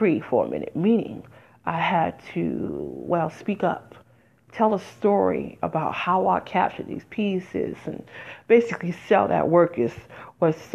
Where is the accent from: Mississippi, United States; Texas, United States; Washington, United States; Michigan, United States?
Michigan, United States; Detroit; also born or lived in Las Vegas; now in New Jersey, United States; I'm originally from Detroit, even though I lived there 17 years